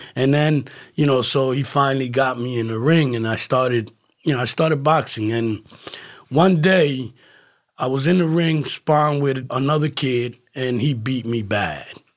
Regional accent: Camden, New Jersey, United States; moved away as an adult; also born or lived in Philadelphia; now in Florida, United States; I'm originally from New Jersey, uh, city called Camden, okay, uh, Camden County. right across Philadelphia

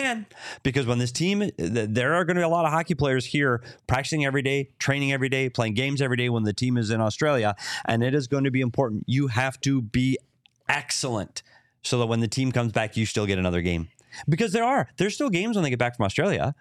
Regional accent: Minnesota, United States; moved away; also born or lived in Arizona; I'm a Minnesotan

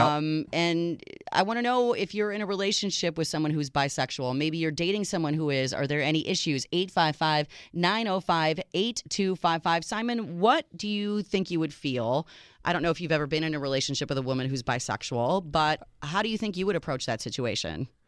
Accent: United States; I am the American

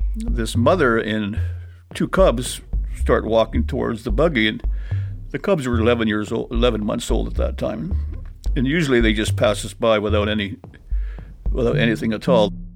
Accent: Churchill, Manitoba, Canada; being born and raised in Churchill and, and having used to the land

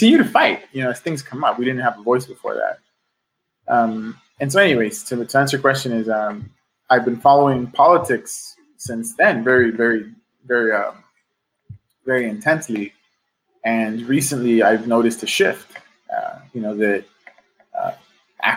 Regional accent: Los Angeles, California, United States; I'm a lifelong Angeleno. I grew up in South Central.

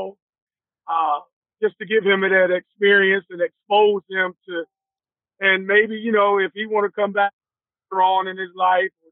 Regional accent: Greenville, North Carolina, United States; my hometown, which is Greenville, North Carolina, where I'm from, born, raised.

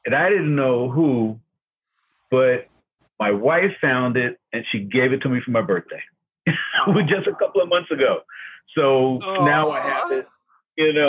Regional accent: Newark, New Jersey, United States; also born or lived in Washington, D.C.; my growing up in Newark

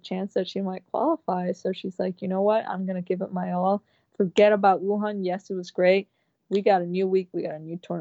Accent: Ecuador; moved away; I was born there, and it's my city, my hometown, like my birthplace

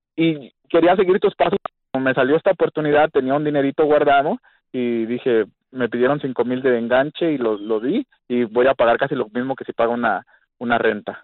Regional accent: California, United States; moved away as an adult; now in Fort Smith, United States; Soy de California.

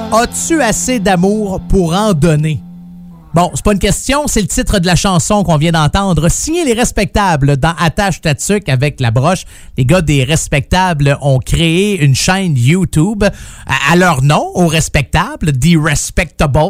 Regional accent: Quebec, Canada; moved away; je viens du Saguenay-Lac-Saint-Jean

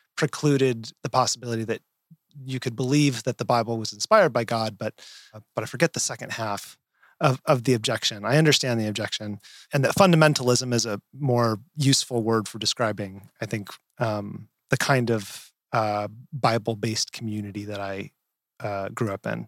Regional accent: rural Nevada, United States; I grew up in Nevada, rural

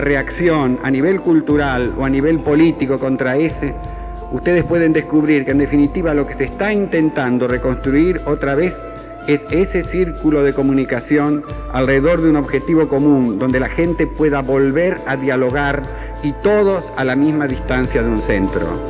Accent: Argentina; mi país

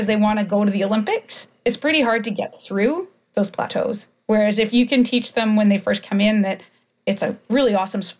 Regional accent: Canada; growing up in Canada

